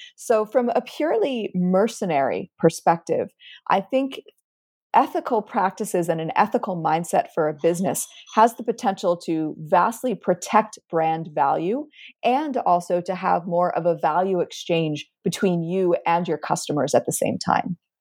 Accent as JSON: {"language": "English", "country": "United States", "also_born_or_lived": "Cairo, Egypt", "said": "I'm an American scientist"}